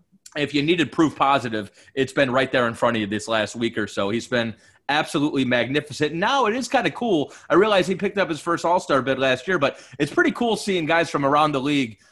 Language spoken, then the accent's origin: English; Cleveland, Ohio, United States; now in Orlando, United States; I grew up in Cleveland.